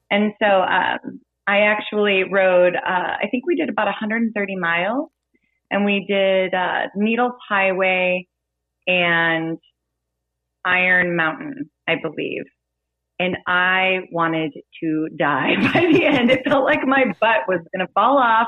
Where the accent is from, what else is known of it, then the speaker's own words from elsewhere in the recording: Kansas City, United States; I'm from the Kansas City area